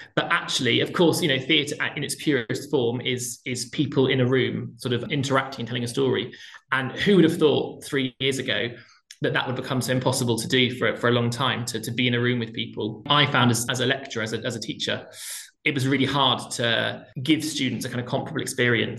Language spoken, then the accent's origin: English; Plymouth, South West England, United Kingdom; I grew up in Plymouth in the southwest